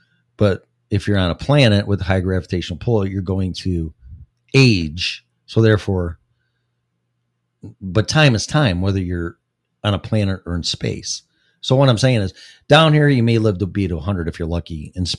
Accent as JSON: {"language": "English", "region": "Texas", "country": "United States", "said": "Yes, I'm from Texas. It was a day and a half drive."}